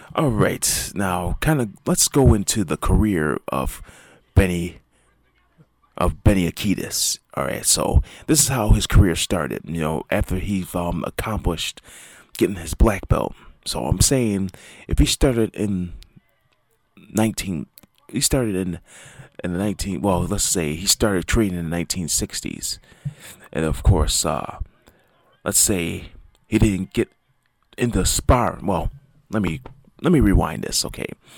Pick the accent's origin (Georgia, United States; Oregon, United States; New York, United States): New York, United States; Buffalo; my hometown team is making a, has been making an impact this, um, this football season, as, um, the Buffalo Bills